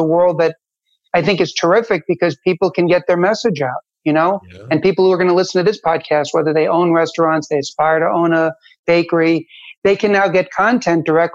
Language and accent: English; United States; also born or lived in Manhattan / Jersey City; when I was growing up in America